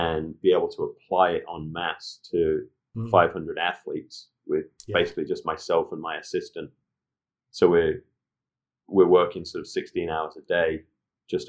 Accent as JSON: {"language": "English", "town": "Leicester", "region": "East Midlands", "country": "United Kingdom", "tie": "born or raised there", "also_born_or_lived": "Leeds", "moved": "as an adult", "lives_now": "New York, United States", "said": "I'm born and raised in Leicester."}